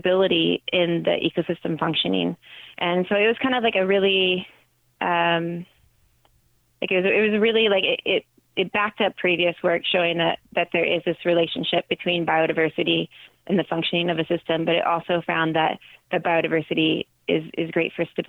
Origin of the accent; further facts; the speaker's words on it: Northern California, United States; also born or lived in Seattle; I grew up in Northern California in a small farming town.